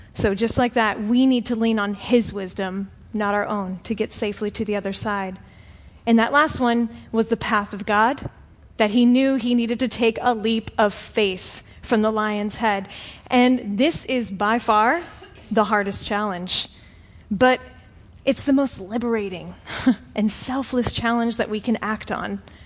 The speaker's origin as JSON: {"language": "English", "region": "Florida", "country": "United States", "said": "I'm from Florida. I've lived here for like 20 something years of my life."}